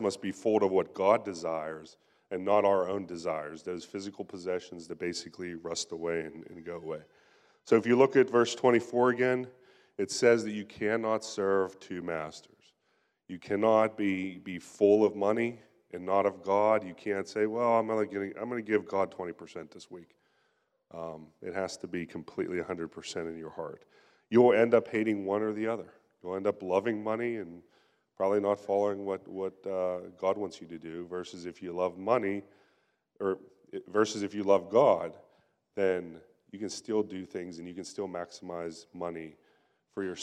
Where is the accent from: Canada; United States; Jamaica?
United States; Pennsylvania; moved away; I'm from Pennsylvania, and I remember growing up, and even whenever I go back there to visit now